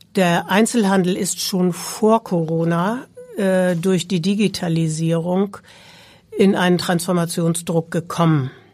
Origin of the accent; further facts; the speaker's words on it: Hamburg, Germany; also born or lived in Berlin / Baltic Sea coast; Ich bin eine geborene Hamburgerin